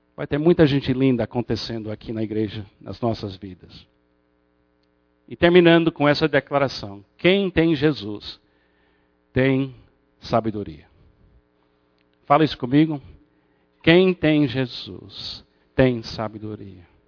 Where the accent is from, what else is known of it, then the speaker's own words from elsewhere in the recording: United States; moved away; como bom americano escocês